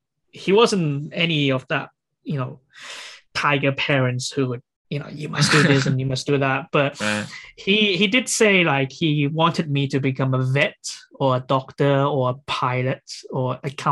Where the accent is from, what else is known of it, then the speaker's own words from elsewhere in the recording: England, United Kingdom; So that's where I'll be like, I'm a Brit. I'm English.